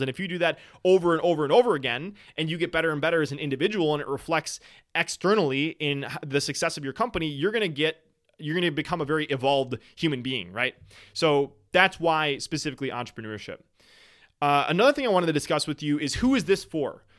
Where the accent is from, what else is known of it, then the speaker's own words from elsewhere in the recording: Wisconsin, United States; I am from Wisconsin